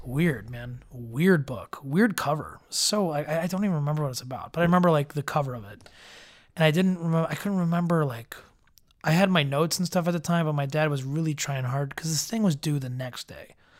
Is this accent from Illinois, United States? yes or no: yes; Evergreen Park, Illinois, United States; born or raised there; also born or lived in Chicago